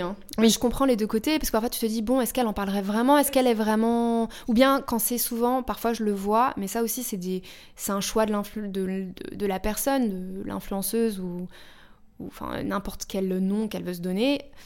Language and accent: French; Paris suburbs, Île-de-France, France; moved away; also born or lived in United States; J'ai grandi euh, en banlieue parisienne et après aux États-Unis. Et je suis rentrée quand j'avais 22 ans